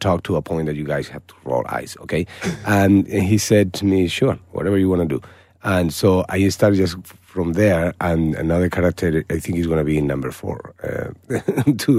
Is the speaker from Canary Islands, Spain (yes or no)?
no; Malaga, Andalusia, Spain; moved away; my hometown in Malaga